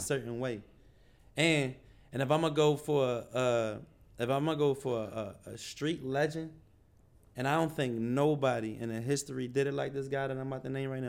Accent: Philadelphia, Pennsylvania, United States; now in Atlanta, United States; I'm from Philly

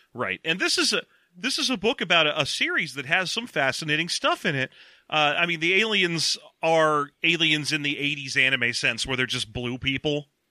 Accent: United States; we're American

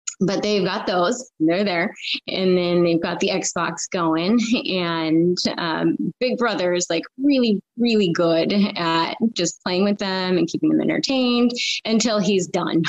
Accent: Federal Way, Washington, United States; also born or lived in Iowa City, Iowa / Chicago / California; I'm from Federal Way to be exact, which is just south of Seattle, and grew up here

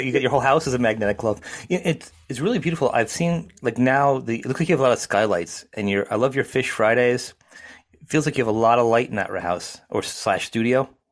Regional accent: United States; I'm an American.

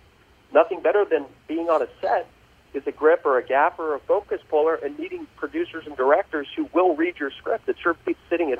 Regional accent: Los Angeles, California, United States; Born and raised in Los Angeles, California.

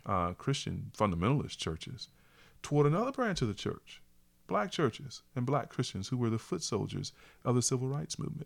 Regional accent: small town North Carolina, United States; even as an African-American, I'm, I'm born and raised in North Carolina

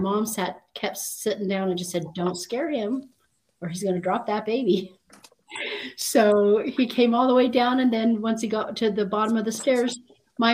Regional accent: Kaysville, Utah, United States; I was born and raised in a small town in Utah called Kaysville.

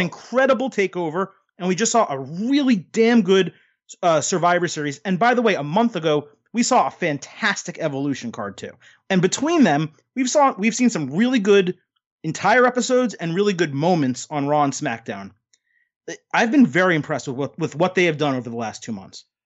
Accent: United States; I am an American

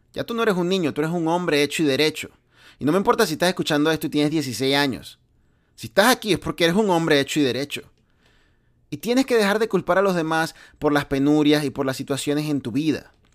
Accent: Venezuela; moved away; yo vengo de Venezuela

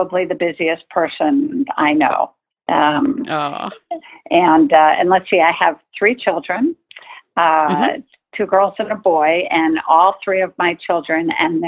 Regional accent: Long Island, New York, United States; I was born and raised on Long Island in New York

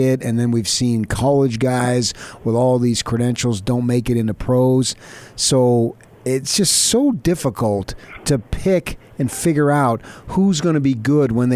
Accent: Phoenix, Arizona, United States; I grew up in the Phoenix area

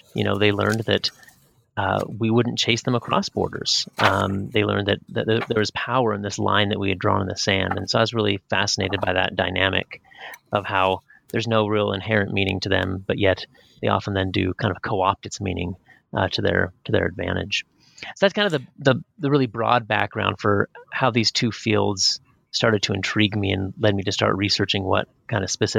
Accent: Pacific Northwest, United States; I was raised up in the Pacific Northwest, up on the Canadian border

